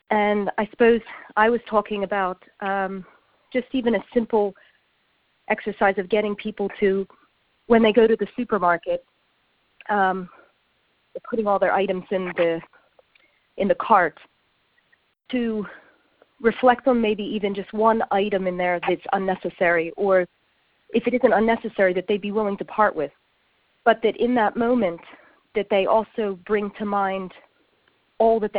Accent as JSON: {"language": "English", "country": "United States", "moved": "yes", "lives_now": "London, United Kingdom", "said": "I live in London, but I'm from America"}